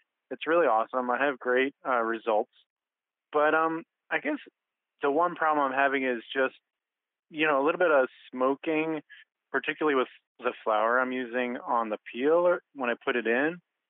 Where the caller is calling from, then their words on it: New Paltz, New York, United States; I'm calling from New Paltz, New York.